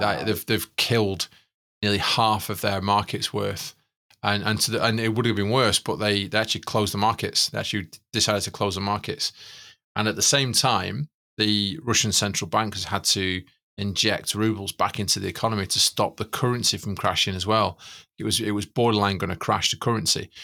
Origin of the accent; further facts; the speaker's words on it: Manchester, North West England, United Kingdom; we're from East Manchester